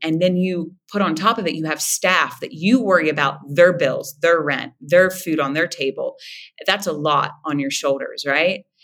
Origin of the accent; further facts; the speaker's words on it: Moundsville, West Virginia, United States; accent: nasal; moved away; I am originally from Moundsville, West by God, Virginia.